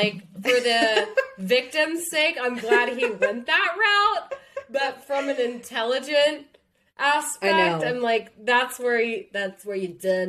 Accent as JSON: {"language": "English", "region": "the Bible Belt", "country": "United States", "tie": "born or raised there", "said": "growing up in the Bible Belt"}